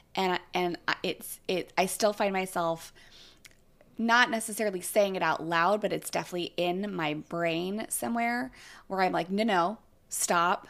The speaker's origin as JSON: {"language": "English", "region": "California", "country": "United States", "tie": "born or raised there", "said": "I grew up in California"}